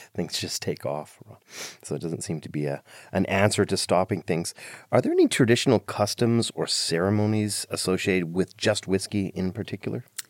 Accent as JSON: {"language": "English", "country": "Ireland", "said": "I'm Irish"}